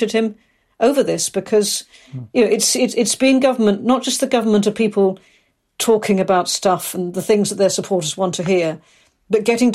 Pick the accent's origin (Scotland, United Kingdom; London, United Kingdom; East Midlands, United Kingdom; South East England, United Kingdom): London, United Kingdom; moved away as an adult; also born or lived in Aberystwyth, Wales; now in Wales; I'm from South East London originally. I went to college in Aberystwyth, and I've been backwards and forwards, but settled here